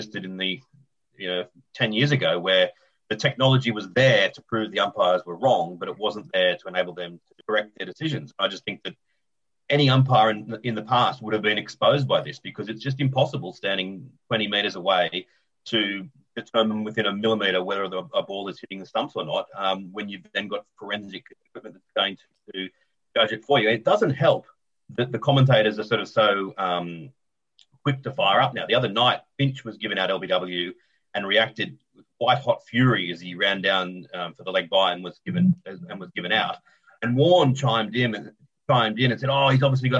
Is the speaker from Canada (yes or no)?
no; Australia; as an Australian